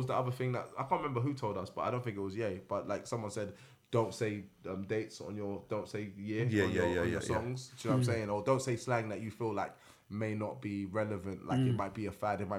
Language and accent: English; London, United Kingdom; also born or lived in New York City; born and raised in London.